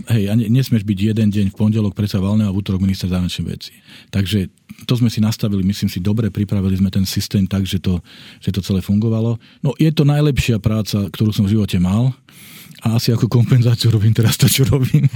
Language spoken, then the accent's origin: Slovak; Slovakia; doma na Slovensku